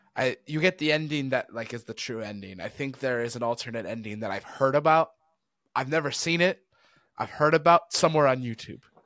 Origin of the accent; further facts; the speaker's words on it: United States; we're American